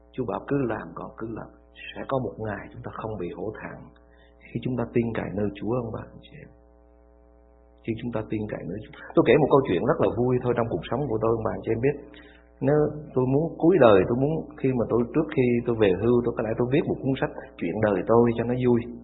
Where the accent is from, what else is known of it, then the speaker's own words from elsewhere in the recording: Vietnam; Vô Campuchia chỉ có một mình mình người Việt Nam thôi